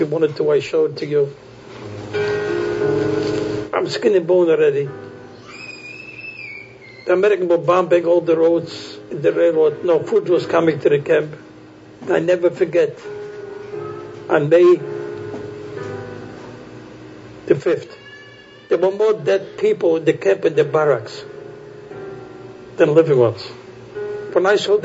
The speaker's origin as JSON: {"language": "English", "country": "Poland", "tie": "born or raised there", "said": "I was born in Poland."}